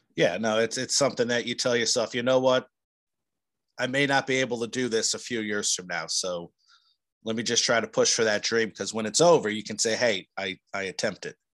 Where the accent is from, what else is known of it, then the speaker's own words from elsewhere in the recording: New Jersey, United States; growing up in New Jersey